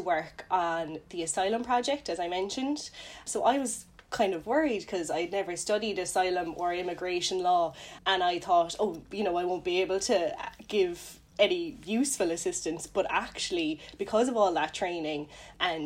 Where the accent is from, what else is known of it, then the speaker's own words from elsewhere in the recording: Cork, Munster, Ireland; I'm from Cork originally